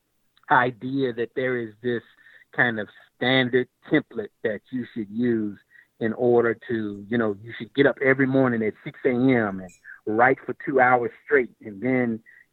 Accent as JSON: {"language": "English", "town": "Lexington", "region": "Kentucky", "country": "United States", "tie": "born or raised there", "said": "my hometown of Lexington, Kentucky"}